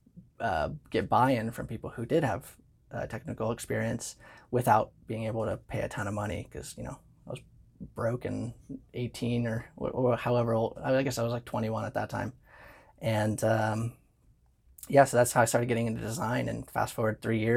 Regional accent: San Diego, California, United States; I grew up in San Diego

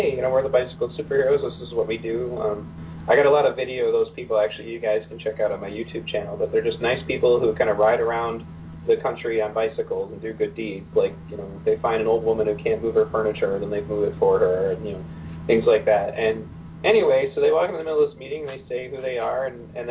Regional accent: Pontiac, Michigan, United States; growing up in Pontiac

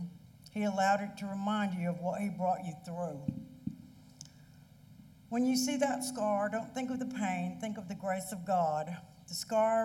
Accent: Van Zandt County, Texas, United States; I was raised in Corinth Baptist Church up in Van Zandt County. My family's been going to that church since it was started.

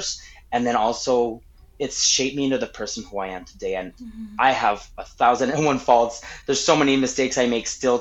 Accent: Anthony, United States; also born or lived in El Paso, Texas; born in El Paso, but we moved to Anthony when I was, like, 4 or 5 years old.

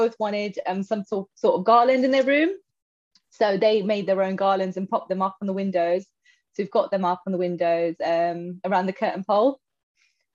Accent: London, United Kingdom; now in Milton Keynes, United Kingdom; I am from Milton Keynes, but originally from London.

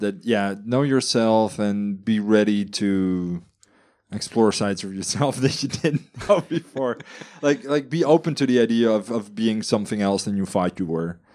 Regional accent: Netherlands; moved away as an adult; also born or lived in Princeton, New Jersey; now in Singapore; I grew up in the Netherlands

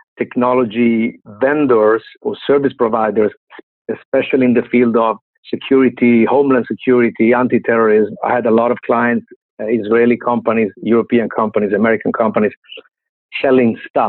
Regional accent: Milan, Lombardy, Italy; I grew up in Milano, Italy, but I was raised in Milano and I studied in Milano.

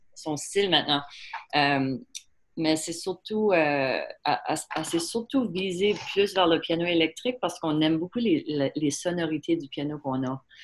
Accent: Prince Edward Island, Canada; c'est sûr qu'on est acadien

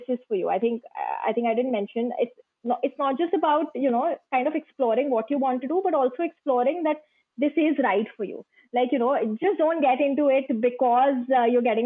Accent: India; I am from India

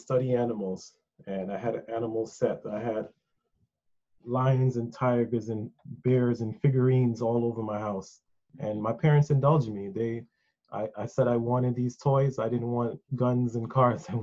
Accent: New York City, New York, United States; also born or lived in Mandeville, Jamaica; growing up in Wakefield. It's a heavily Caribbean community. So I came here as a small child

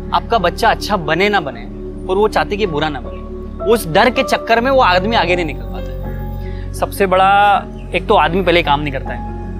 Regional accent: Ahmedabad, Gujarat, India; मैं अहमदाबाद से हूँ

